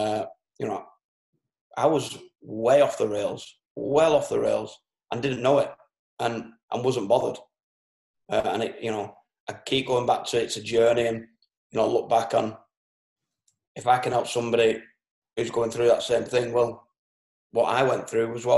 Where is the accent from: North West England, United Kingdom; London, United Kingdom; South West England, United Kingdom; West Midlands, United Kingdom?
North West England, United Kingdom; Merseyside; I'm born and bred in Merseyside, which it took over Lancashire just before I was born.